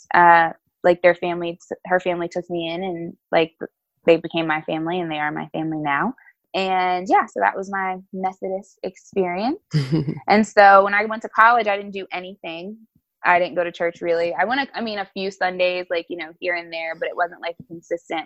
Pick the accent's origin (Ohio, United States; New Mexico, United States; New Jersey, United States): New Jersey, United States; East Orange; I am from East Orange, New Jersey